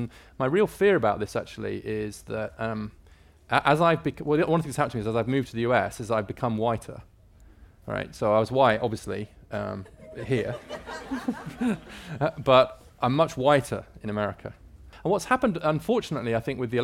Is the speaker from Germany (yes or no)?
no; United Kingdom; moved away as an adult; now in United States; I'm British by birth, moved to the US in 2012